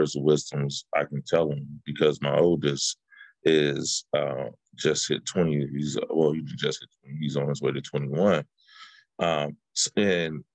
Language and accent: English; Oakland, California, United States; I'm from the Bay Area, I'm from Oakland, and, you know, I'm a kid from the 80s and the 90s